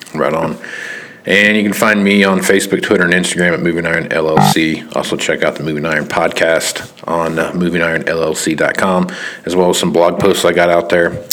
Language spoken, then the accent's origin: English; Kansas, United States; I'm from Kansas. You know, so I'm from the 316